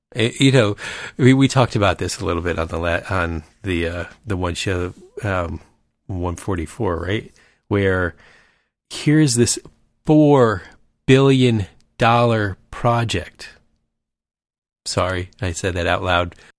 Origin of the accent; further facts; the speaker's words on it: Michigan, United States; moved away; We're from Michigan.